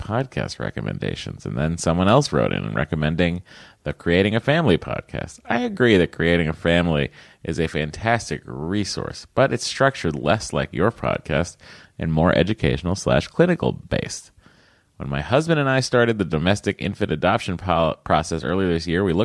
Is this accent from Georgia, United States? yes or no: no; Stoneham, Massachusetts, United States; That's where I was born. I was born in Stoneham.